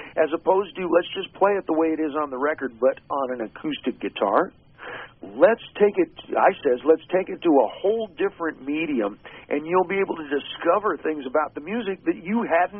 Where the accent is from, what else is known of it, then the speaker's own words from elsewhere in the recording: New Castle, Indiana, United States; growing up in Newcastle, Indiana